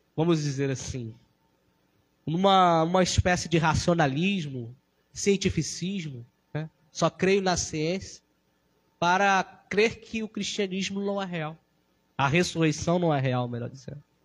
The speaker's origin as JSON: {"language": "Portuguese", "country": "Brazil", "said": "nós cristãos sabemos que somos brasileiros"}